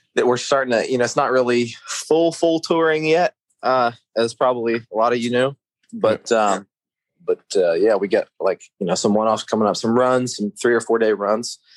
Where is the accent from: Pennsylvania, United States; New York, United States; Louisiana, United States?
Pennsylvania, United States; outside of Pittsburgh, Western; I grew up in the middle of nowhere, Western Pennsylvania, just like a little Amish town, pretty much. You know, like just farmland outside of Pittsburgh